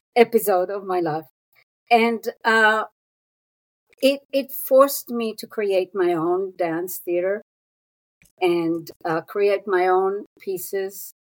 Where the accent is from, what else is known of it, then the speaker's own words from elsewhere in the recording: Israel; moved away as an adult; also born or lived in New York City; I was born and raised in Israel